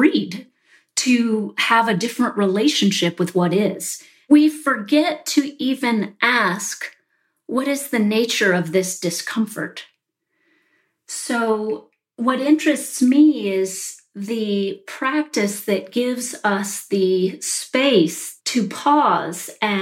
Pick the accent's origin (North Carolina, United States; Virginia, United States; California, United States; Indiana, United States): Virginia, United States; Charlottesville; I grew up in Charlottesville, Virginia, you know, in an upper middle class family.